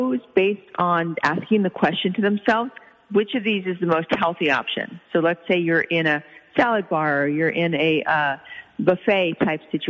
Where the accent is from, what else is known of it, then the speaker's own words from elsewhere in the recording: Oklahoma, United States; I grew up in Oklahoma